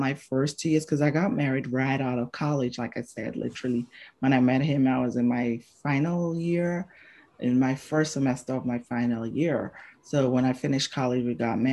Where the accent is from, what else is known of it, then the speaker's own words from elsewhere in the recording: Botswana; moved away; who I grew up with in Botswana, because that's where I spent my formative years